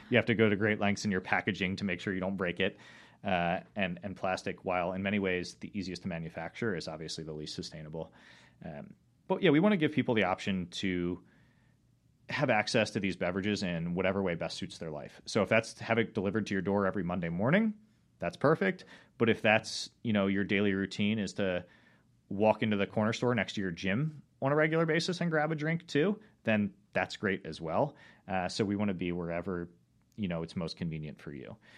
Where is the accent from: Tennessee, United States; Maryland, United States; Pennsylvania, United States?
Maryland, United States; Rocks State Park, near Baltimore; I grew up in Rock State Park, which is not terribly far from the city